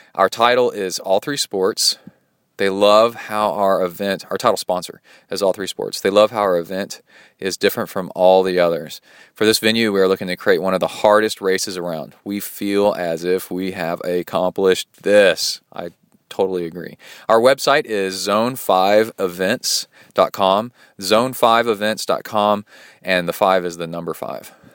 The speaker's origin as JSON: {"language": "English", "town": "Birmingham", "region": "Alabama", "country": "United States", "tie": "born or raised there", "also_born_or_lived": "Watts Bar Lake, Tennessee / Mexican border town", "moved": "yes", "said": "I grew up in Birmingham, Alabama"}